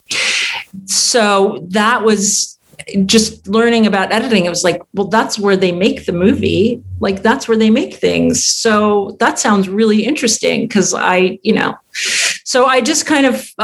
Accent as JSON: {"language": "English", "town": "Tucson", "region": "Arizona", "country": "United States", "tie": "born or raised there", "also_born_or_lived": "New York", "moved": "as an adult", "said": "And I grew up in Tucson too."}